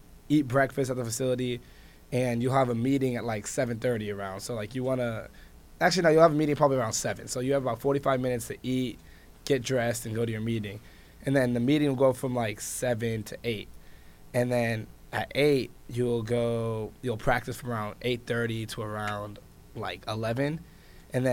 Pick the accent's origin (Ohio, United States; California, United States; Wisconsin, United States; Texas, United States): California, United States; Los Angeles; I've always grown up in Southern California